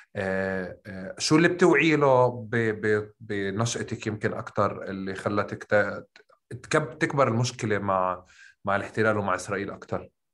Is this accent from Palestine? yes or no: yes; Tulkarm, West Bank, Palestine; طول كرم احنا بنحكي بالقاف